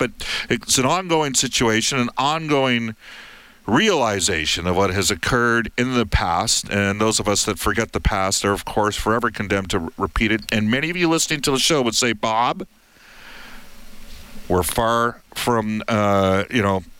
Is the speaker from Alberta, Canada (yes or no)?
yes; Edmonton, Alberta, Canada; also born or lived in Sherwood Park / northern British Columbia; I'm from Edmonton, but lived in Sherwood Park in St. Albert when I was younger in the South Side, and worked all throughout northern British Columbia and northern Alberta.